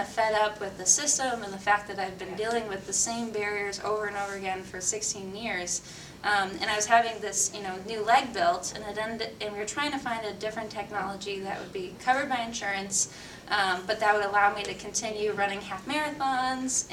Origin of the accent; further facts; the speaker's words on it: Michigan, United States; I grew up in Michigan and, you know, the Great Lakes up there.